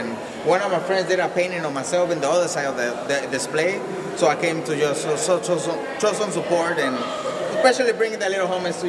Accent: Los Angeles, California, United States; I'm from Los Angeles.

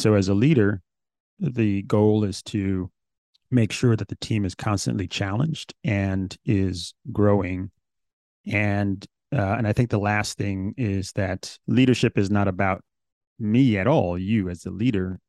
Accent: New York City, New York, United States; growing up in New York City

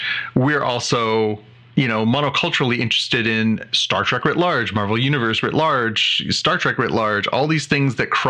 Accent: Canada; being Canadian

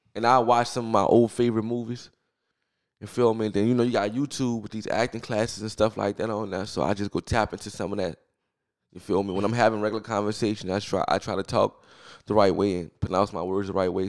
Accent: New Orleans, Louisiana, United States; I grew up in New Orleans. I'm from New Orleans, New Orleans

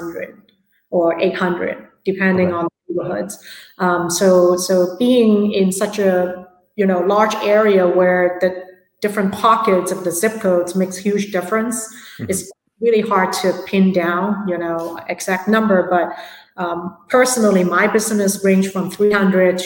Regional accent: Hong Kong; now in San Francisco, United States; I'm from Hong Kong originally. So real estate is a really big part of our culture back at home as well

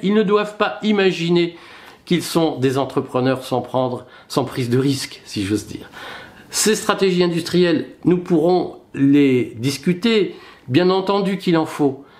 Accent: France; lorsque nous sommes français

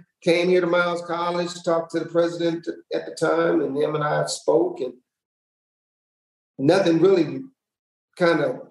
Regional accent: Flint, Michigan, United States; moved away as an adult; now in Birmingham, United States; I'm originally from Flint, Michigan, grew up in Flint, decided to go into the Marine Corps

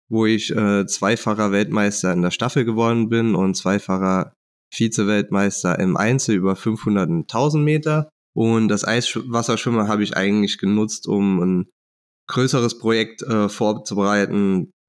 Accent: Saarbrücken, Saarland, Germany; ich bin 36 Jahre alt, ich komme aus Saarbrücken und ähm, dort wohne ich auch

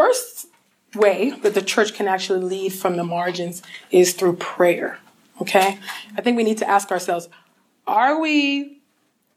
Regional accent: California, United States; my home state of California

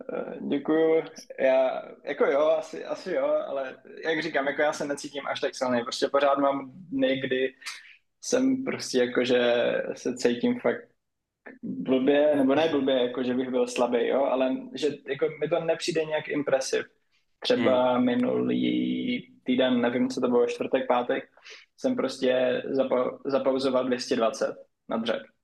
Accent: Nový Jičín, Moravian-Silesian Region, Czechia; u nás na severu, jelikož jsem od Ostravy, od Nového Jičína, tak tam máme Dům dětí a mládeže

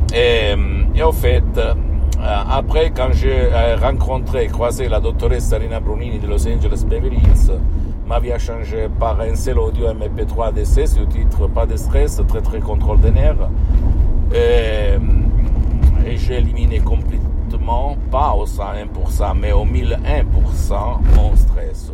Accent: Switzerland; quand j'étais petit en Suisse

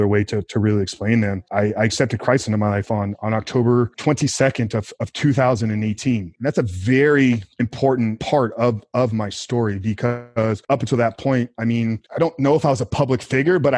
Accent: Tampa, Florida, United States; born and raised in Tampa, Florida

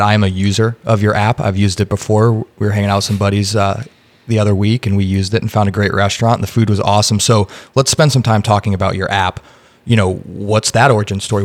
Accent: Indiana, United States; now in Austin, United States; I'm from Indiana, so Chicago is very close to me.

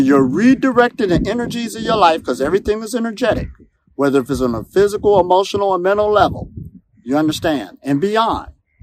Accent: Ohio, United States; moved away; also born or lived in Pittsburgh, Pennsylvania; I'm from Ohio, USA.

